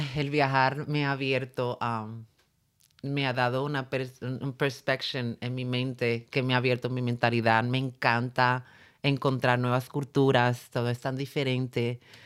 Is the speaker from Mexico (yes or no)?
no; San Juan, Puerto Rico; yo me crié en Puerto Rico